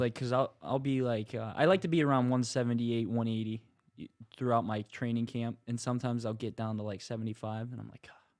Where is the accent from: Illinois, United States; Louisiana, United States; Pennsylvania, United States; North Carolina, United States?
Pennsylvania, United States; Marianna; my hometown, like, Little Joe's is really good. Pizza Company, that's in Mariana